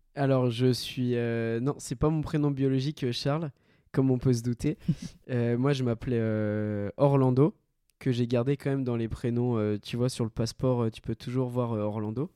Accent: France; also born or lived in Colombia; je suis français et une autre nationalité

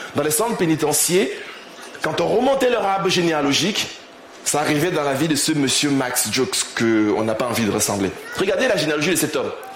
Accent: Cameroon; also born or lived in Rouen, France; now in Paris, France; je, suis né au Cameroun, j'ai grandi au Cameroun

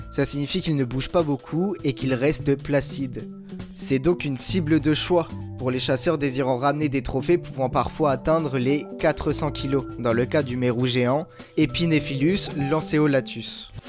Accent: Brittany, France; j'ai 23 ans, je suis breton

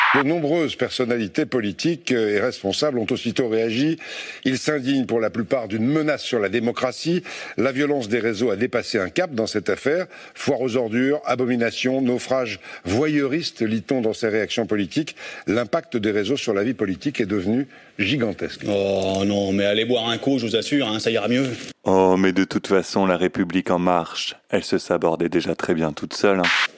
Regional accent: United States; Chez nous, il y a une longue tradition du puritanisme

